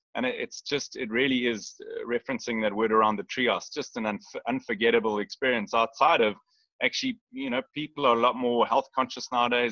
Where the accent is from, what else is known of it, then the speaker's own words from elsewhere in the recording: Lion Sands, Kruger National Park area, Mpumalanga, South Africa; we we grew up on the Lion Sands property